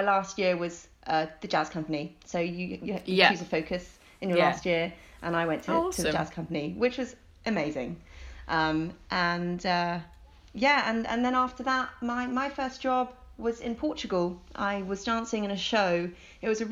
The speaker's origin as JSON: {"language": "English", "town": "Oxford", "region": "South East England", "country": "United Kingdom", "tie": "born or raised there", "also_born_or_lived": "Hong Kong", "moved": "as an adult", "lives_now": "London, United Kingdom", "said": "growing up in Oxford"}